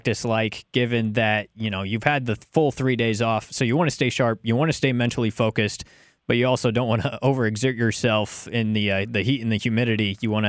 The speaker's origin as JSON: {"language": "English", "town": "McMinnville", "region": "Oregon", "country": "United States", "tie": "born or raised there", "said": "I'm from McMinnville, and my parents went to Linfield. I played baseball at McMinnville High School"}